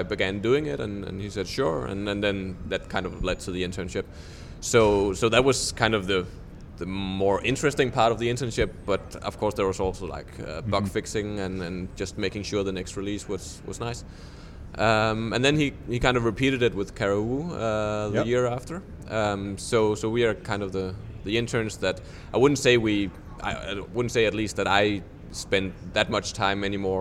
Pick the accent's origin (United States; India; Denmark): Denmark; I'm from Denmark